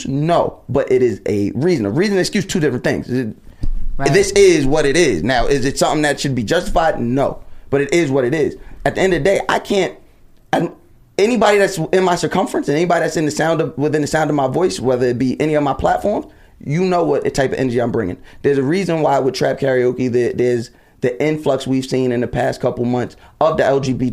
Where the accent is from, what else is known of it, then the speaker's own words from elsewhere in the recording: New York, United States; I'm from New York